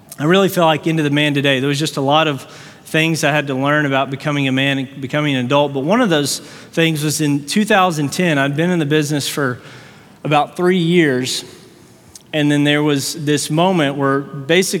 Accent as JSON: {"language": "English", "town": "Fort Worth", "region": "Texas", "country": "United States", "said": "we're from Fort Worth, Texas"}